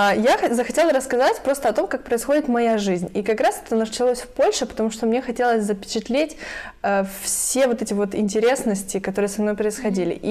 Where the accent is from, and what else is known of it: Lviv, Lviv Oblast, Ukraine; also born or lived in Poland